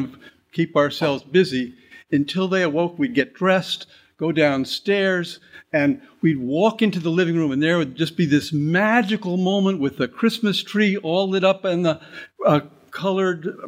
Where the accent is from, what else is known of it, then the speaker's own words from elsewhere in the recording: Great Neck, New York, United States; I grew up in Great Neck on the North Shore of Long Island